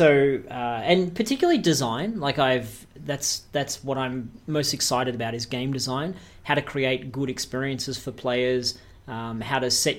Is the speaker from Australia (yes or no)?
yes; Australia; also born or lived in Canada; Yeah, that's right. I'm an Australian. But I've spent a lot of my professional career in North America, specifically in Canada.